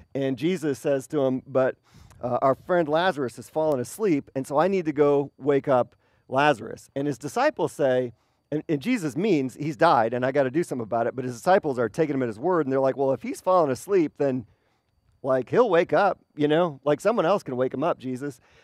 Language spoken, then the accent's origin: English; Wisconsin, United States; moved away; I have great memories of growing up in Wisconsin